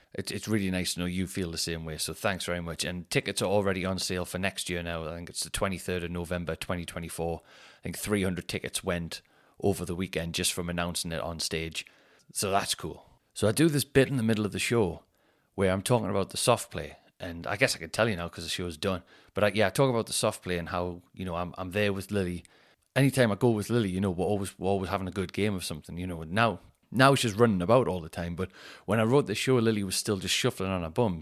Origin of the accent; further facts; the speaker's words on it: Newcastle upon Tyne, North East England, United Kingdom; the show is gonna be in my hometown